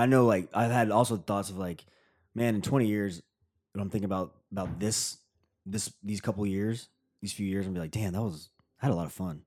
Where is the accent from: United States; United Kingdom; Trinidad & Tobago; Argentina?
United States; Tennessee; moved away; I grew up in Tennessee